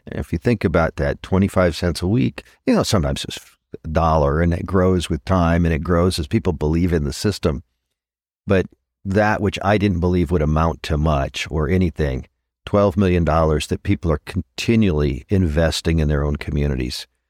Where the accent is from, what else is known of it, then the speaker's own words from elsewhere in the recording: Southern California, United States; I'd never experienced growing up in Southern California